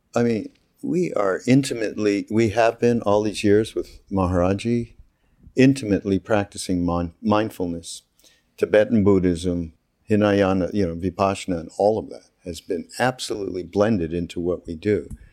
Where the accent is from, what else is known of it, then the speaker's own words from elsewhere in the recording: Montreal, Quebec, Canada; I'm from Montreal, as you know, from Quebec